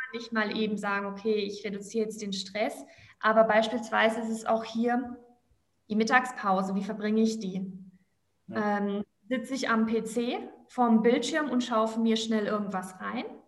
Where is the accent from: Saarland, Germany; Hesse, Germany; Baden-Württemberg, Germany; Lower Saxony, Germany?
Baden-Württemberg, Germany; Black Forest; moved away as an adult; now in Cologne, Germany; ursprünglich komme ich aus dem Schwarzwald